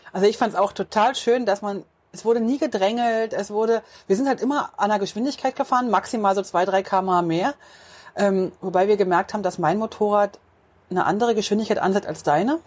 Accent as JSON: {"language": "German", "country": "Switzerland", "said": "Wir kommen aus der Schweiz und da ist es schon richtig, richtig schön"}